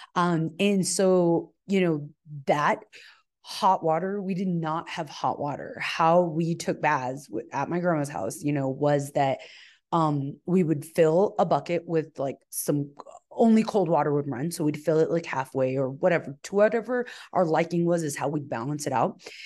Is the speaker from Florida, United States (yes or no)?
no; El Paso, Texas, United States; I was born in El Paso, Texas